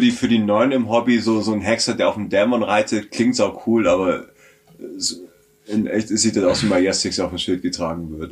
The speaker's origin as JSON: {"language": "German", "region": "Southern Germany", "country": "Germany", "tie": "born or raised there", "said": "bin halt in Süddeutschland aufgewachsen"}